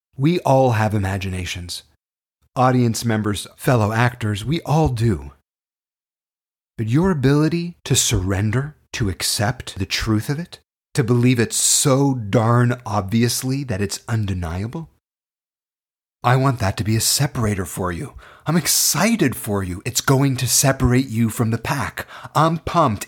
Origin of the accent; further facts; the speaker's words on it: Toronto, Ontario, Canada; I was born and raised in Toronto, Canada.